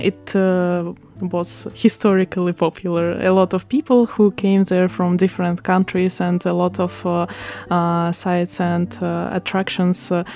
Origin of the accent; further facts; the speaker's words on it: Odesa, Odesa Oblast, Ukraine; first language Russian; English is a second language; moved away as an adult; now in Taiwan; I'm from Ukraine, Odessa